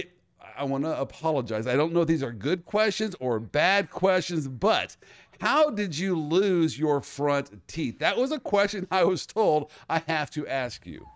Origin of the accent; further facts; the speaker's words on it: Kansas, United States; I grew up in Kansas